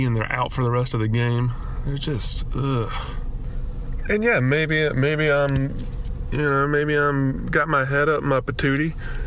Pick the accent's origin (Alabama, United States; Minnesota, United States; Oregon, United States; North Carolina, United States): Alabama, United States; moved away as an adult; now in California, United States; growing up in Alabama, we don't have hockey.